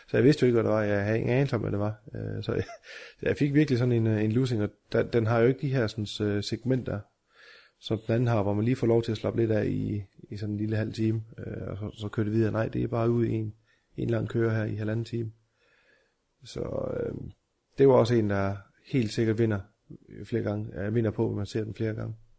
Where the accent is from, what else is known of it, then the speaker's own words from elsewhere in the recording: Denmark; vi er danskere